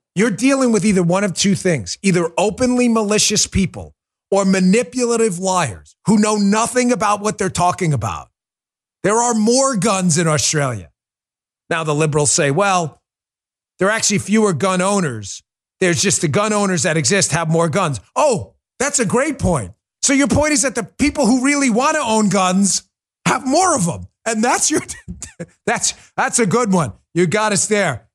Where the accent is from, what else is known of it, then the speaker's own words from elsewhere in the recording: New York, United States; I'm from New York